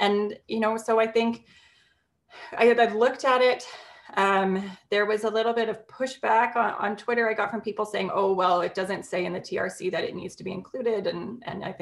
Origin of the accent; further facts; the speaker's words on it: Alberta, Canada; growing up in Alberta in the 1980s and the 1990s